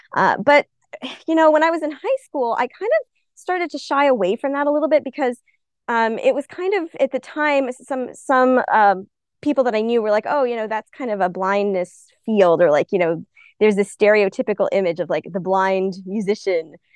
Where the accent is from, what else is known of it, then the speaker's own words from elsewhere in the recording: Albuquerque, New Mexico, United States; I'm originally from Albuquerque, New Mexico, so always once a New Mexico native, always a New Mexico native.